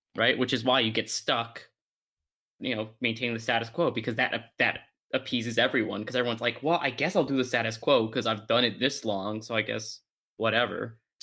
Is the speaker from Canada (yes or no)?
yes; Canada; my heritage, I'll just say I'm Canadian